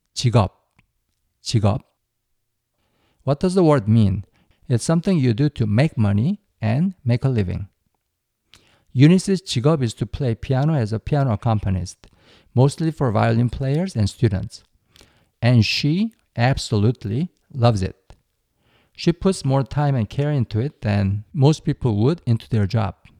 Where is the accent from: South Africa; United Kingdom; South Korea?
South Korea; my home country